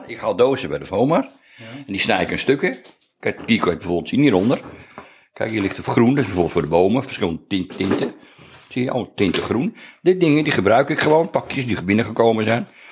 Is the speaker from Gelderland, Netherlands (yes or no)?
no; IJmuiden, North Holland, Netherlands; also born or lived in Beverwijk; Ik ben geboren in Amuiden in 1951, in juni.